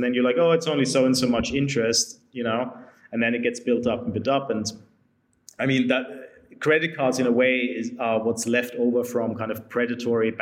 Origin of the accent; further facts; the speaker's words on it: Austria; now in London, United Kingdom; I'm from Austria